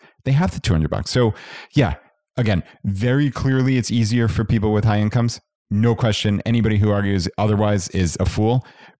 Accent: Long Island, New York, United States; So my wife and I grew up on Long Island, New York, which is high cost of living suburb of New York City.

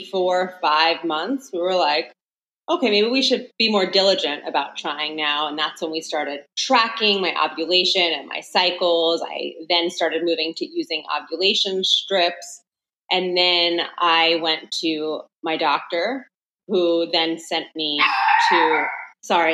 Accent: Long Island, New York, United States; I'm from New York, born and raised on Long Island.

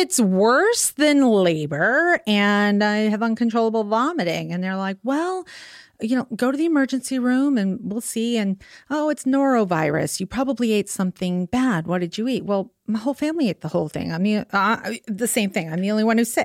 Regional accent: New York, United States; moved away; also born or lived in Staten Island / Long Island; New York originally

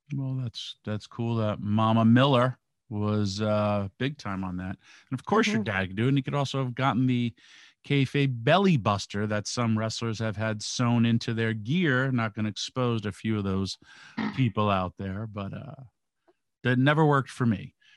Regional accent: New York, United States; I'm from New York

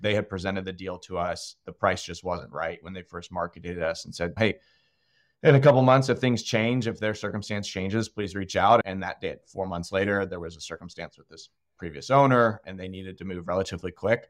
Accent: Austin, Texas, United States; moved away as an adult; also born or lived in Virginia; I'm actually born and raised in Austin

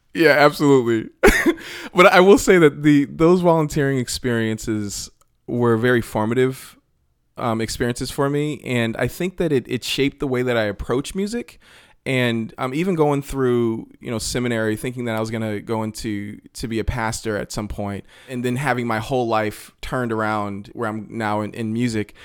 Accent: Randolph, Massachusetts, United States; moved away as an adult; also born or lived in Boston; now in Los Angeles, United States; in Randolph, where I grew up just outside of Boston

